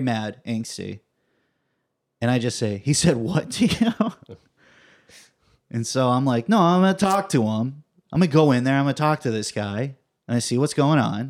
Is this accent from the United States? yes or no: yes; Fresno, California, United States; I grew up in Fresno